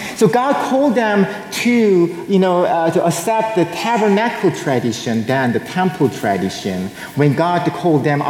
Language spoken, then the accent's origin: English; South Korea; moved away; I was born and raised in South Korea.